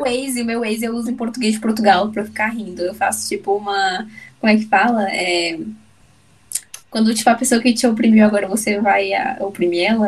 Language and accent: Portuguese; Brasília, Federal District, Brazil; eu nasci em Brasília, mas a minha família é baiana